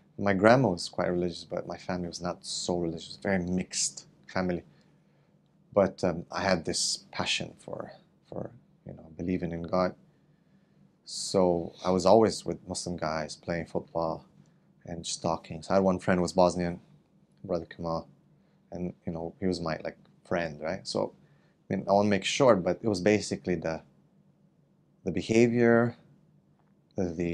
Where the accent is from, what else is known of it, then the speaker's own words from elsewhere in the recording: Romania; also born or lived in Canada; now in Malaysia; I was born in Romania.